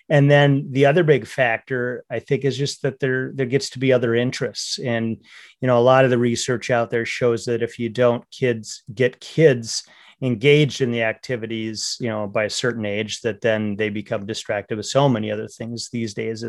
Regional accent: Minnesota, United States; I grew up in North Central Minnesota in the heart of the lakes area, which is a very big fishing culture and hunting culture.

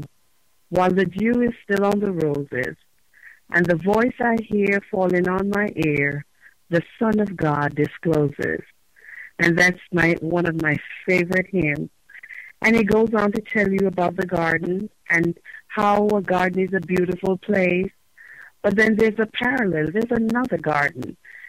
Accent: Jamaica; moved away as an adult; now in United States; I am Jamaican by birth and nationality.

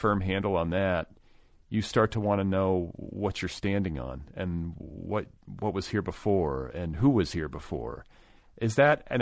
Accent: Midwest, United States; also born or lived in Milwaukee, Wisconsin / Indiana; now in Los Angeles, United States; Milwaukee and in Indiana. I split time when I was a kid

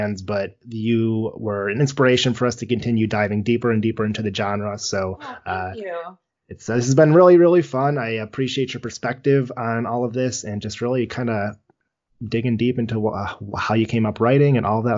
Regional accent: Detroit, Michigan, United States; I grew up in Detroit and stuck with it.

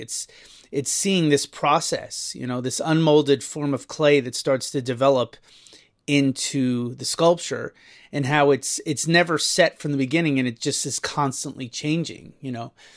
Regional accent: New Jersey, United States; moved away as an adult; I grew up in New Jersey. I never really thought I'd be leaving New Jersey

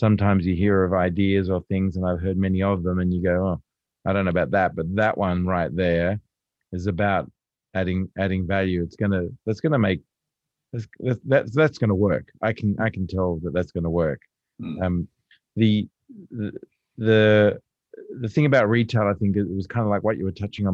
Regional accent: Lane Cove, New South Wales, Australia; I grew up in Lancôve

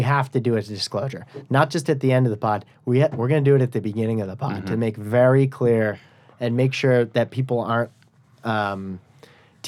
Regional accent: New York City, New York, United States; moved away as an adult; now in Bay Area, California, United States; I'm from New York City

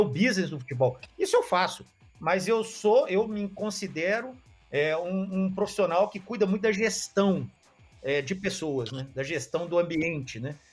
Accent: Belo Horizonte, Minas Gerais, Brazil; sou de Belo Horizonte

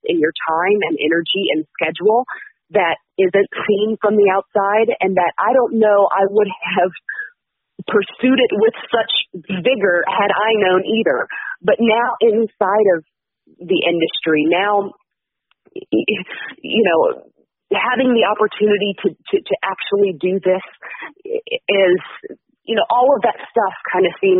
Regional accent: Tallahassee, Florida, United States; I grew up in Tallahassee

